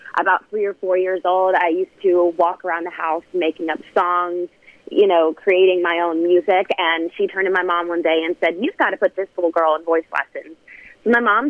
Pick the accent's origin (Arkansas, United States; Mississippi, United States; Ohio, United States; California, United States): Mississippi, United States; Southaven; moved away; I grew up doing theater in high school and there in my hometown at DeSoto Family Theater